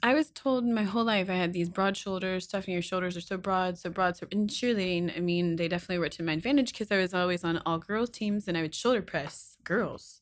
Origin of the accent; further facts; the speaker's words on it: Kentucky, United States; I was born and raised in Kentucky.